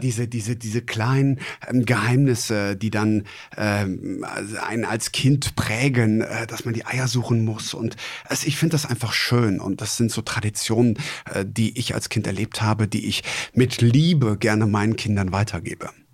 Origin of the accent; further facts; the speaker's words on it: Traben-Trarbach, Rhineland-Palatinate, Germany; moved away; also born or lived in Kreis Heinsberg; ich bin mit dem Karneval groß geworden. Jetzt nicht ja. in Hochburgen wie jetzt äh, Düsseldorf oder Köln, ähm, sondern eher auch im äh, Mosel-ländlichen Bereich. Ich ah. komme ja gebürtig aus Traben-Trabach